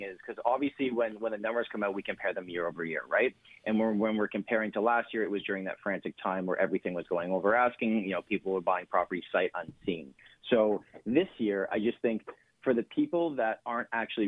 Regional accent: Canada

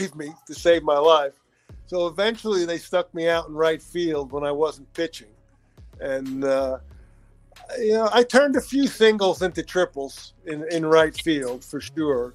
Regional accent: Bloomfield, New Jersey, United States; moved away; I grew up in New Jersey, in a little town, Bloomfield, New Jersey, just about 30, 45 minutes outside of New York City

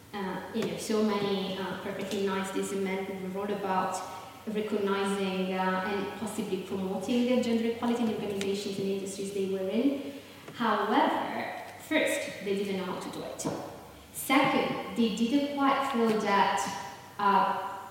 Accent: Southern Italy, Italy; I'm from Southern Italy

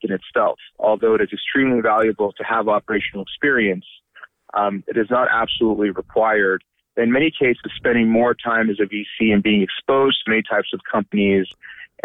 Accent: Bay Area, California, United States; I grew up in the Bay Area while my dad was a graduate student at UC Berkeley.

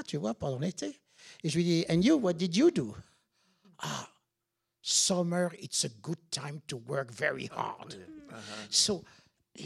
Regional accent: France; moved away as an adult; now in New York, United States; en tant que Français, quand je suis arrivé, tu sais, fin des années 70

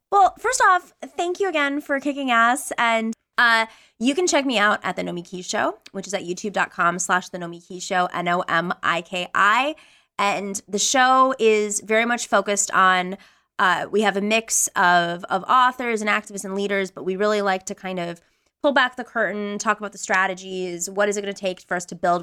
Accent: Buffalo, New York, United States; I lived, I grew up in Buffalo, New York

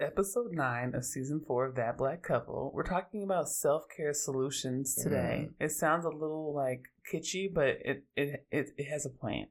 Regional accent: Oakland, California, United States; Hey y'all … I'm from Oakland, and I'm an androgynous, black lesbian feminist and a lover of all black people.

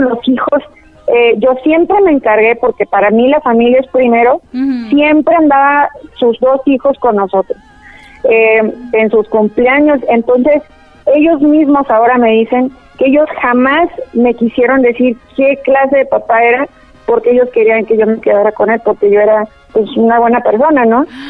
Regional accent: El Paso, Texas, United States; moved away as an adult; also born or lived in Chihuahua, Mexico / Ciudad Juárez, Mexico / Puerto Rico; now in Guadalajara, Mexico; crecimos juntos en El Paso, Texas

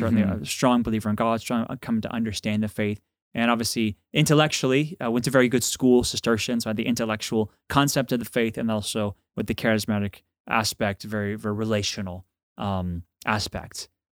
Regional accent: Dallas, Texas, United States; Well, I'm from Dallas, Texas, and grew up with great, faithful Catholic parents.

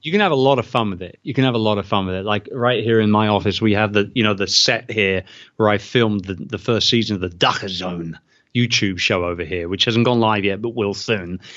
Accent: United Kingdom; born or raised there; moved away as an adult

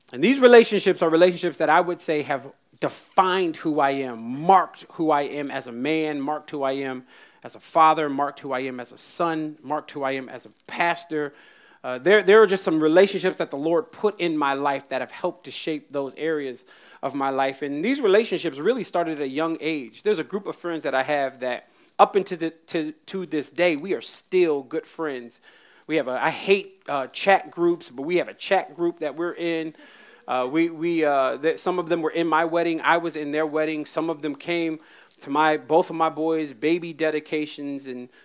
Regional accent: North Carolina, United States; also born or lived in Virginia; We grew up in North Carolina and Virginia.

